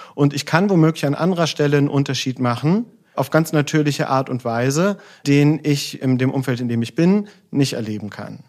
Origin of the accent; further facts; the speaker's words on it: Solingen, North Rhine-Westphalia, Germany; Ich bin in Solingen aufgewachsen